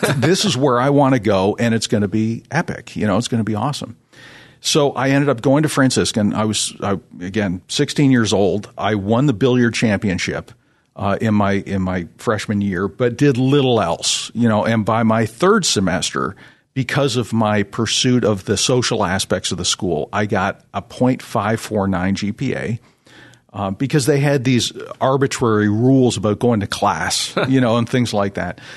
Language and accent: English; Toronto, Ontario, Canada; I'm originally from the Toronto, Canada area.